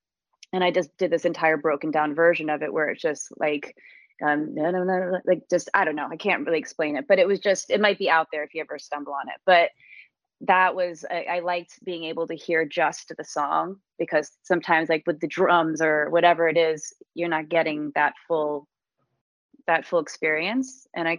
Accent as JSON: {"language": "English", "town": "Esher", "region": "South East England", "country": "United Kingdom", "tie": "born or raised there", "said": "it reminded me of growing up in England and everything. So, cause I grew up in like, it was Esher, Surrey, which is a very small kind of just outside of London, little town."}